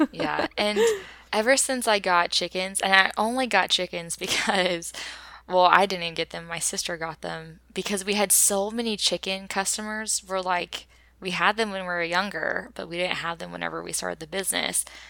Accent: Oklahoma, United States; we grew up as farmers in Oklahoma

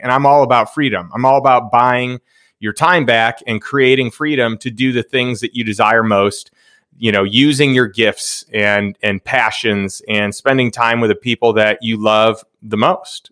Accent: Chicago, Illinois, United States; also born or lived in Saint Louis; now in Austin, United States; I grew up in Chicago

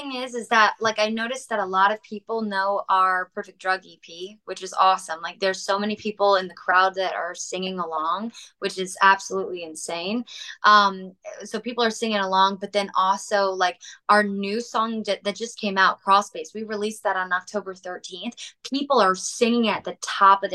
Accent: Raleigh, North Carolina, United States; we're from Raleigh, North Carolina

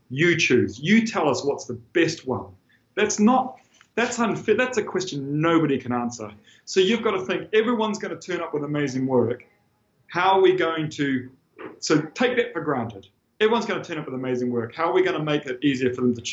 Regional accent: New Zealand; moved away as an adult; I'm this guy from New Zealand

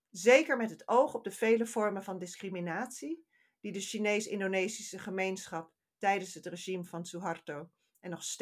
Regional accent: Netherlands; moved away as an adult; now in England, United Kingdom; In Nederland, mijn moederland, en in Engeland, waar ik al meer dan 15 jaar woon

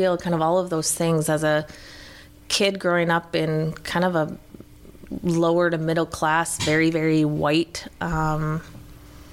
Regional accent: Iowa, United States; moved away as an adult; also born or lived in Michigan; now in St. Paul, United States; growing up in Iowa

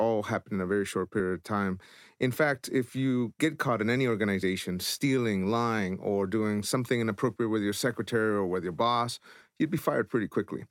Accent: El Salvador; born or raised there; moved away

